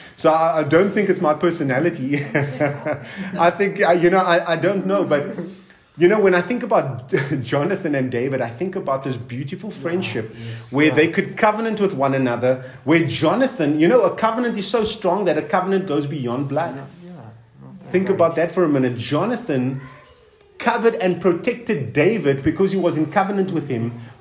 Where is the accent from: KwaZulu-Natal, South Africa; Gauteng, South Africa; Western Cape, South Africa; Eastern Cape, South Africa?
Western Cape, South Africa; Cape Town; also born or lived in Durban; now in Pretoria, South Africa; I'm from Cape Town, I've lived in Durban and I'm living in Pretoria.